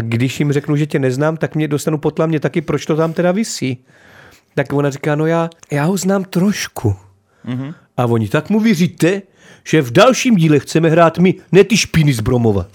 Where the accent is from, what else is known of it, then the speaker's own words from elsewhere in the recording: Náchod, Hradec Králové Region, Czechia; já jsem z Náchoda, je město, který miluju, žiju v Náchodě, teďka pořád